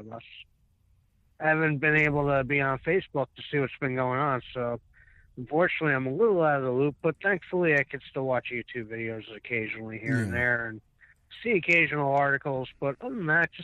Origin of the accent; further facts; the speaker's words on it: United States; I'm an American